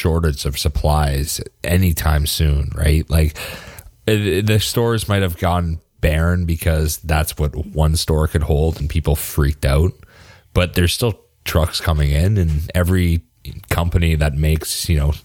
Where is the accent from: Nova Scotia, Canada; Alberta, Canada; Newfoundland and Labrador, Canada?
Alberta, Canada; Canmore; I grew up in Canmore, in the mountains there